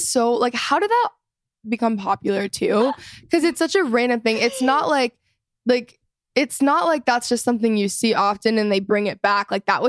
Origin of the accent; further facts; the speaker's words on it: Texas, United States; I'm also from Texas